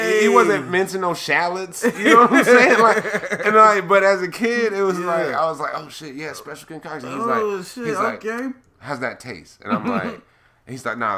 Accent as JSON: {"language": "English", "town": "San Diego", "region": "California", "country": "United States", "tie": "born or raised there", "also_born_or_lived": "Florida", "moved": "yes", "said": "I grew up in San Diego, man. We were right next to the Mexican border"}